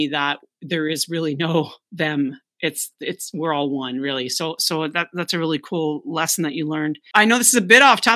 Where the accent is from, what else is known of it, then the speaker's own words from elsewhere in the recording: Canada; also born or lived in West Palm Beach, Florida; I'm Canadian